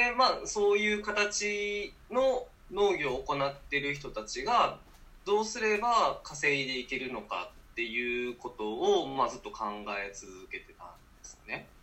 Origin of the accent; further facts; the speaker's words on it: Iwade, Wakayama, Japan; moved away; 和歌山県岩出市というところで生まれ育ちまして